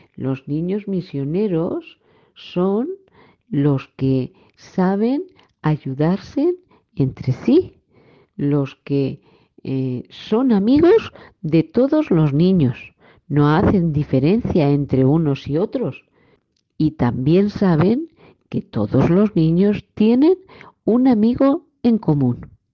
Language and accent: Spanish; India; now in Spain; Soy de India y ahora estoy en España.